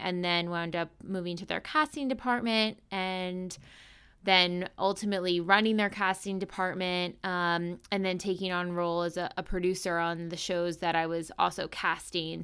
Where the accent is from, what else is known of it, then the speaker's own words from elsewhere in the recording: East Coast, United States; also born or lived in Chicago / Pennsylvania; I'm from the East Coast originally